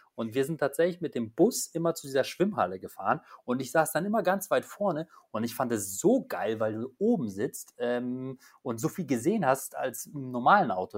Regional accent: Poland; moved away; Ich komme ja gebürtig aus Polen

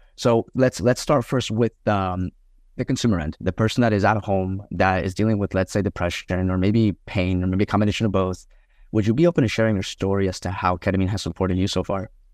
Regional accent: Colombia; I grew up in Columbia

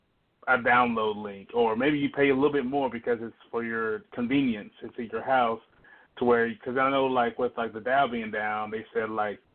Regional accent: the South, United States; I'm from the South

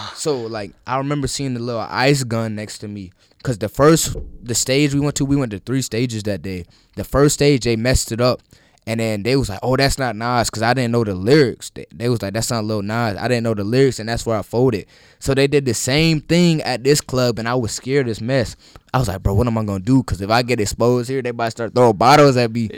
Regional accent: Holly Springs, United States; I film in my hometown of Holly Springs

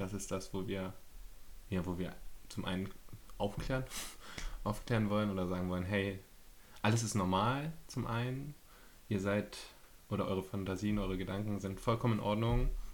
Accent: Berlin, Germany; Ich bin 29, ich komme aus Berlin

